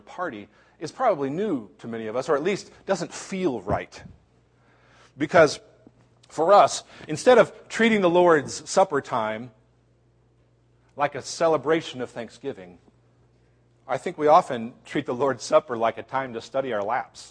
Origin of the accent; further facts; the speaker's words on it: Cincinnati, Ohio, United States; moved away; also born or lived in Chicago; Cincinnati, one of my hometown places